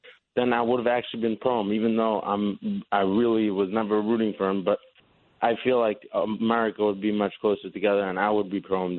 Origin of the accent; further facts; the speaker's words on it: New York, United States; now in Bayonne, United States; I grew up in New York